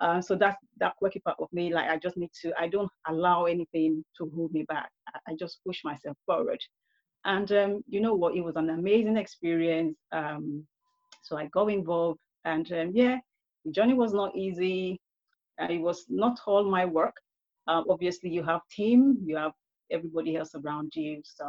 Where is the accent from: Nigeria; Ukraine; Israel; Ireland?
Nigeria; also born or lived in United Kingdom; Growing up in Nigeria, but I have a mixed upbringing. I was growing up in the UK at the same time